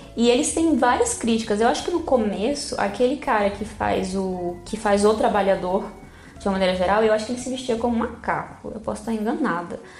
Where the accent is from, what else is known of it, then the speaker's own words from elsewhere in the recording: Brazil; Eu como brasileira